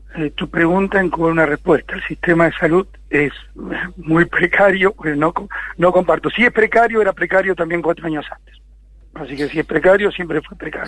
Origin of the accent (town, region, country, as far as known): Argentina